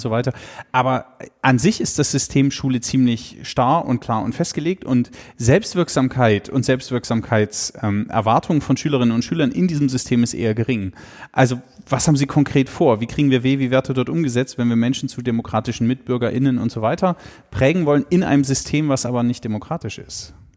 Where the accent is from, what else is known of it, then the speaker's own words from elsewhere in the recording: Germany; ich würde mein Heimatland nie mehr verlassen